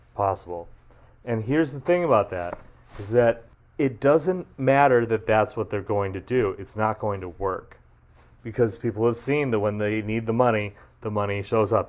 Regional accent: Massachusetts, United States; I grew up in Massachusetts

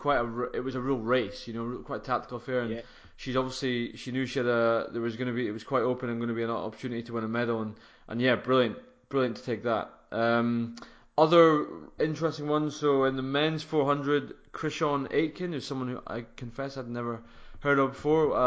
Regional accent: Scotland, United Kingdom; as a Scot

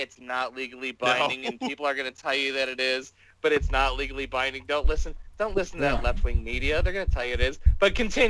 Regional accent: Cleveland, Ohio, United States; they know I'm from Cleveland

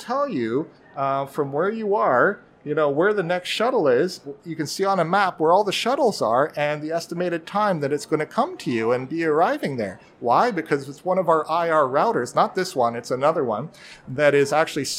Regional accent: Vancouver, British Columbia, Canada; I'm from Vancouver, Canada

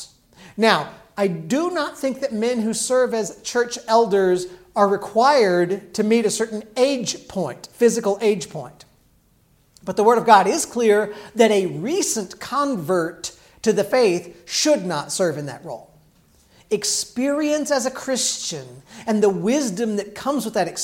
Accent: Illinois, United States; When I grew up in Illinois, in a Southern Baptist church

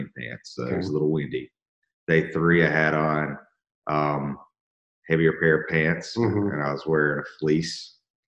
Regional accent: Georgia, United States; I'm from Georgia where it doesn't really hail.

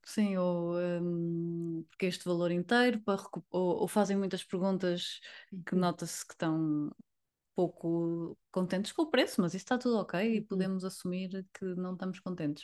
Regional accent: Porto, Norte, Portugal; sou do Porto

